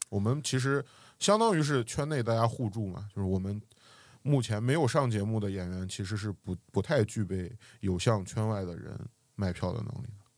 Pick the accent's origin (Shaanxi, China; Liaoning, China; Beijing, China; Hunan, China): Shaanxi, China; Xi'an; moved away as an adult; now in Xiamen, China; 我是西安人